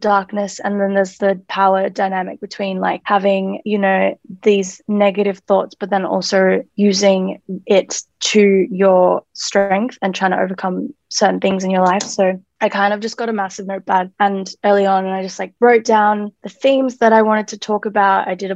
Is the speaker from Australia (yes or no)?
yes; Melbourne, Victoria, Australia; I am an artist from Melbourne